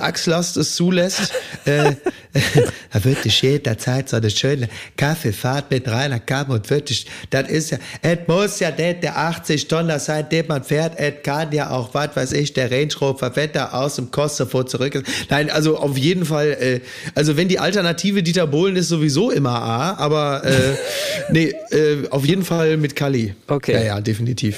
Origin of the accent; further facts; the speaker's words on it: Ruhr area, North Rhine-Westphalia, Germany; ich komme aus dem Ruhrgebiet